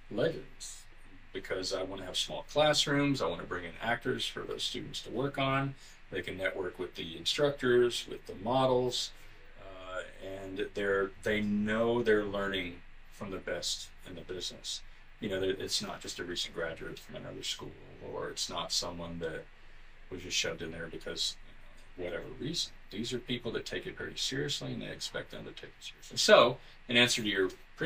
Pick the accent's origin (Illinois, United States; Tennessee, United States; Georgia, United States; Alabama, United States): Alabama, United States; also born or lived in Florida; now in Los Angeles, United States; I grew up in Alabama, so there was nobody around.